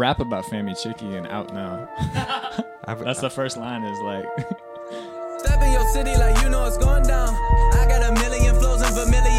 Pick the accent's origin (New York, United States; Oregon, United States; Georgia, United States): Georgia, United States; Atlanta; I know, maybe it's cause I'm from Atlanta, but I like